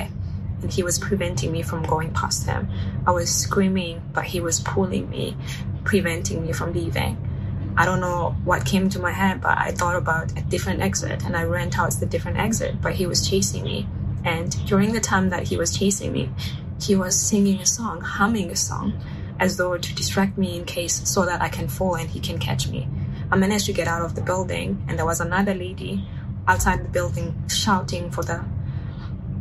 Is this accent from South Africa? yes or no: yes; South Africa; now in Shanghai, China; I'm from South Africa. I'm currently based in Shanghai, China